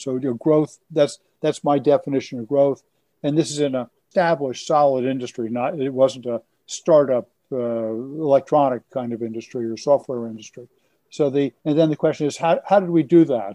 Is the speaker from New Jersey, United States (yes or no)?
yes; Elizabeth, New Jersey, United States; born or raised there